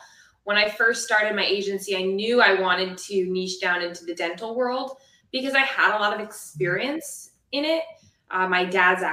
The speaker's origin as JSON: {"language": "English", "region": "South Florida", "country": "United States", "said": "I'm from South Florida."}